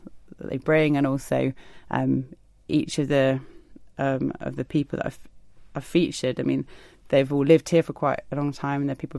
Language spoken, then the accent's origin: English; South East England, United Kingdom; now in Isle of Man; I've got a lot of family here, so we moved over from the southeast.